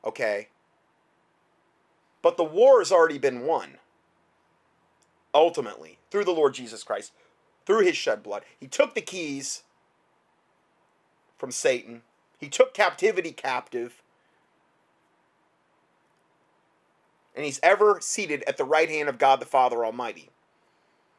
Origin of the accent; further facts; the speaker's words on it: United States; as an American